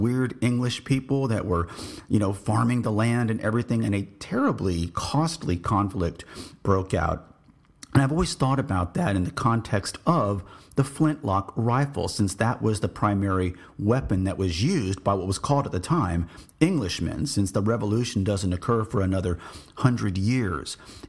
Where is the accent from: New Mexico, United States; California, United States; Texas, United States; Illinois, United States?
Texas, United States; Although I am Texan, born and bred, my parents are from Fall River, Massachusetts, in southern New England.